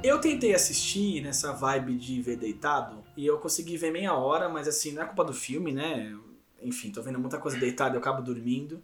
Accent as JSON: {"language": "Portuguese", "region": "São Paulo", "country": "Brazil", "said": "de vários lugares de São Paulo aqui, que nós somos paulistas"}